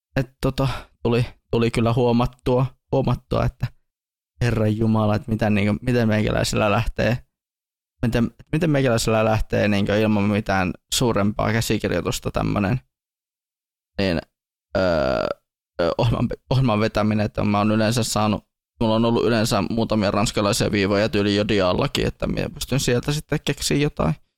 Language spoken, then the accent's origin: Finnish; Tornio, Lapland, Finland; meidän täällä kotipaikkakuntani